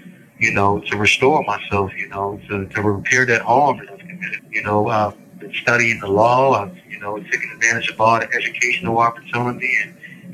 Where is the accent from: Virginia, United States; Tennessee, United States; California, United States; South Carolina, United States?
Virginia, United States; Roanoke; I'm from Roanoke, Virginia